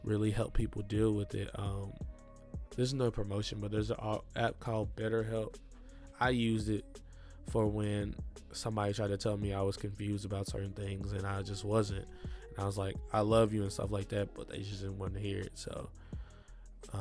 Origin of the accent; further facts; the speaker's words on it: Milan, Tennessee, United States; I grew up in Milan, Tennessee